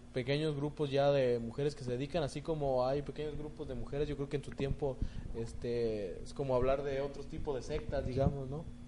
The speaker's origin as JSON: {"language": "Spanish", "country": "Mexico", "said": "no solo como mexicanos"}